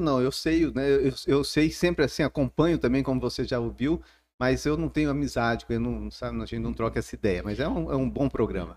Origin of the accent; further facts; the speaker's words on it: São Simão, Goiás, Brazil; accent: mineiro; moved away as an adult; now in Palmas, Brazil; Depois de 30 anos em São Simão, foi um choque para mim mesmo. Eu vou sair da minha terra aqui